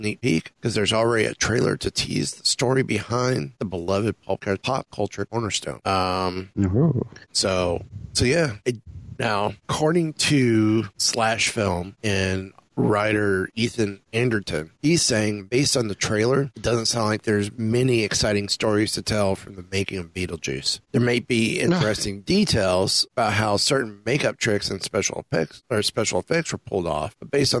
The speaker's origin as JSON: {"language": "English", "region": "Kentucky", "country": "United States", "tie": "born or raised there", "said": "I'm a hillbilly myself, so hillbilly power. I was born in Kentucky."}